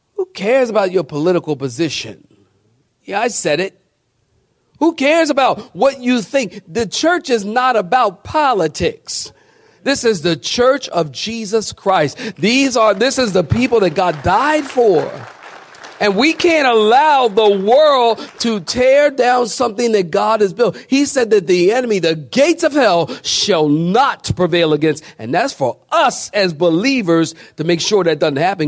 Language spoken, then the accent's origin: English; Philadelphia, Pennsylvania, United States; I'm from Philadelphia. And when I was growing up, you know, we, they had gangs everywhere in the city